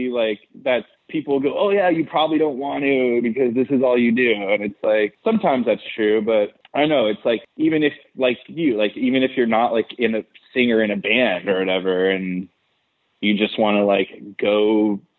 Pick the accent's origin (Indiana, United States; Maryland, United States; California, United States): California, United States; Southern; I am from Southern California, so obviously it's like right, fucking … 's like the coolest shit ever to me.